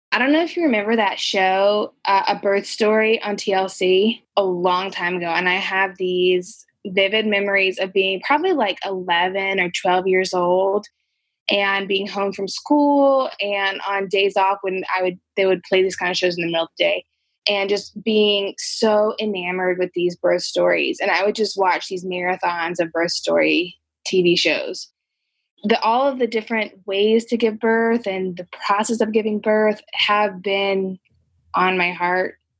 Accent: Charlotte, North Carolina, United States; also born or lived in Colombia; I grew up here in the Charlotte area

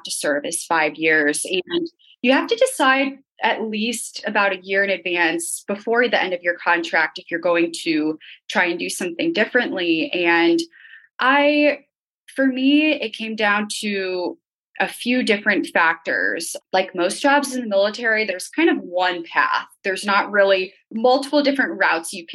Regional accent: Northern Virginia, United States; born or raised there

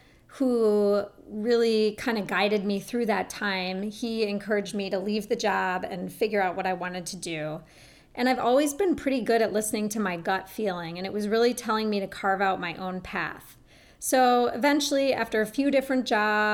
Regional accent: Minneapolis, Minnesota, United States; I grew up in Minneapolis, Minnesota, and I was raised in what I thought was considered a pretty health-conscious home

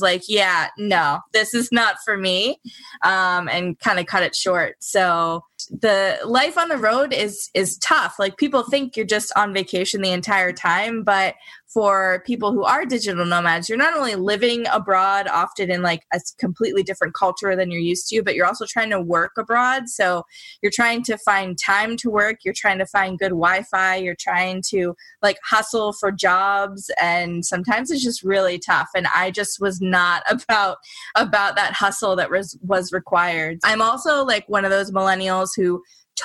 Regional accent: United States; as an American

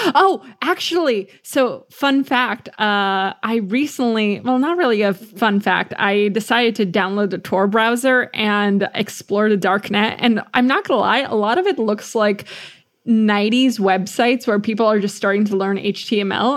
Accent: United States; We're American

